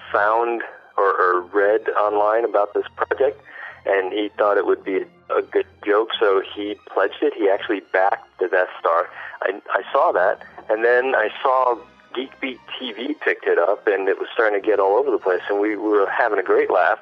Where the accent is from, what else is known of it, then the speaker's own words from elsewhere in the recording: United States; now in Shanghai, China; we're living in Shanghai, but I'm American